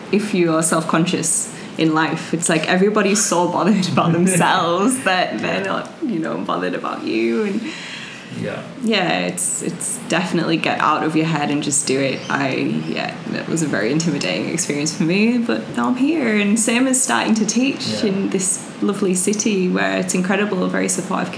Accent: Leeds, Yorkshire and the Humber, United Kingdom; moved away as an adult; also born or lived in Bali; now in Melbourne, Australia; from the north of England, Leeds

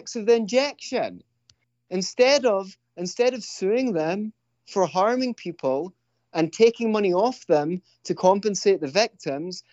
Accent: Scotland, United Kingdom; I'm from Scotland. We're notorious cursers

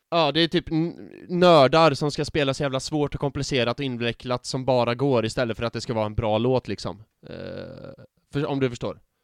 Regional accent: Värmland, Sweden; now in Gothenburg, Sweden; mina kompisar hemma i Värmland

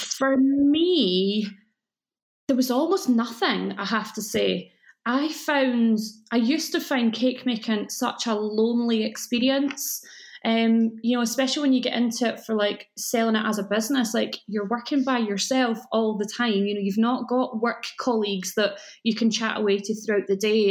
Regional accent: Scotland, United Kingdom; accent: Scottish; you can probably tell from my accent that I live in Scotland

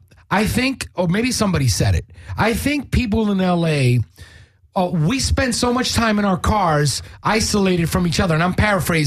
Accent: New York, United States; now in Los Angeles, United States; How do you know I come from New York, bro?

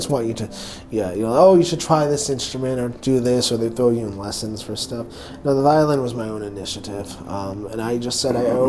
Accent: Madison, Ohio, United States; now in New Orleans, United States; I was born in a small town called Madison, Ohio, about, I don't know, like 45 miles east of Cleveland.

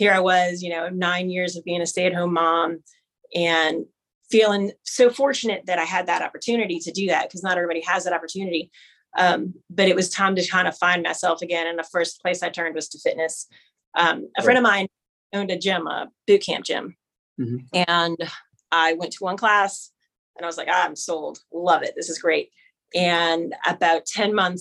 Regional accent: New Orleans, Louisiana, United States; I am born and raised in New Orleans, Louisiana. And I've lived here, like I said, I've lived here my entire life.

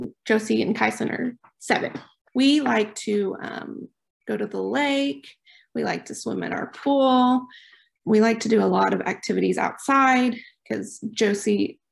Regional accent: Oklahoma Panhandle, United States; moved away as an adult; now in Choctaw, United States; We're originally from the Oklahoma Panhandle

